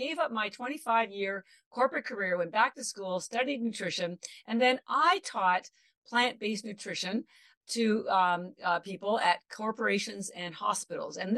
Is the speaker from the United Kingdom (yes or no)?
no; Canada; now in Boston, United States; I live in Boston, but I'm actually Canadian